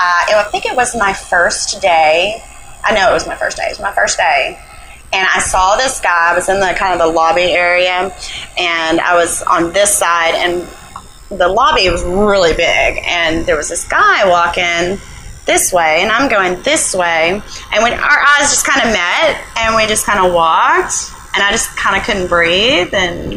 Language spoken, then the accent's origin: English; Little Rock, Arkansas, United States; born there; I was born in Little Rock, Arkansas, at Baptist Hospital, by two teenage parents, and they didn't have much, and never had much growing up, and if anything, really, and we moved a lot